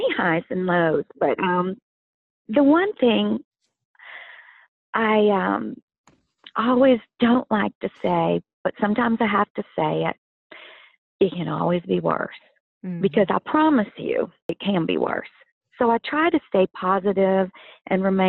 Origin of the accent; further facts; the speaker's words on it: Louisiana, United States; growing up in Louisiana, I do have my favorites to cook.